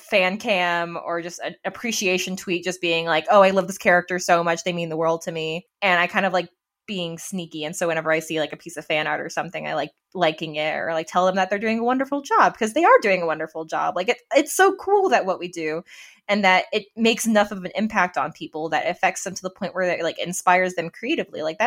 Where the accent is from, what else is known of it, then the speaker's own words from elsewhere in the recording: Las Vegas, Nevada, United States; I'm some kid from Nevada